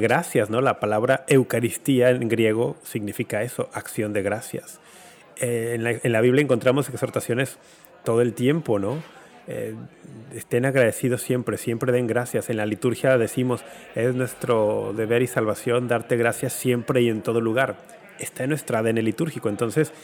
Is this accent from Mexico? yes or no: yes; Guadalajara, Jalisco, Mexico; moved away; cuando era niño y adolescente en Guadalajara